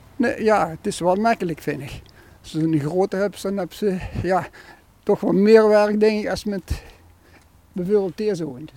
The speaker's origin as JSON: {"language": "Dutch", "town": "Sittard", "region": "Limburg", "country": "Netherlands", "tie": "born or raised there", "also_born_or_lived": "Urmond"}